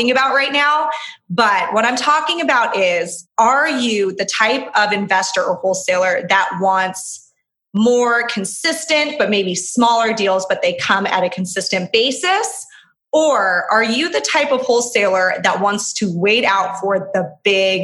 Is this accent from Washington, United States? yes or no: no; Orange County, California, United States; I'm from Orange County